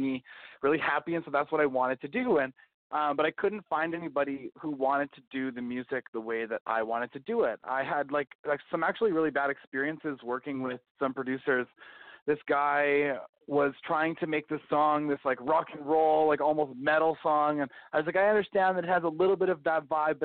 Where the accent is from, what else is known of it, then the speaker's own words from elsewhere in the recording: Calgary, Alberta, Canada; growing up in Calgary